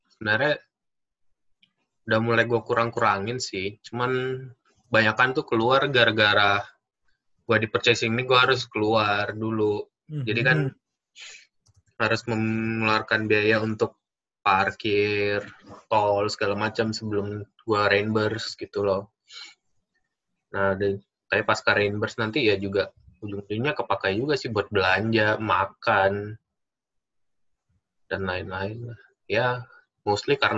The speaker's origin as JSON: {"language": "Indonesian", "town": "Batam", "region": "Riau Islands", "country": "Indonesia", "said": "Gua asal dari Batam sama kayak lu. SMA sama."}